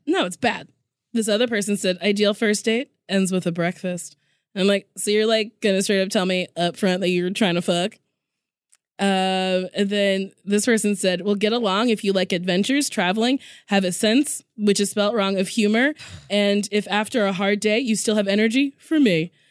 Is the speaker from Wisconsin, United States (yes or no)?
no; Lincroft, New Jersey, United States; Middletown, New Jersey, Monmouth